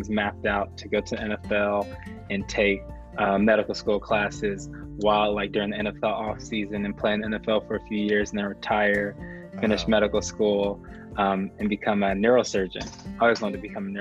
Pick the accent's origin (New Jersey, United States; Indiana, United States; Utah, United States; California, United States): California, United States; San Diego; growing up in San Diego, going to the high school that I attended, San Augustine High School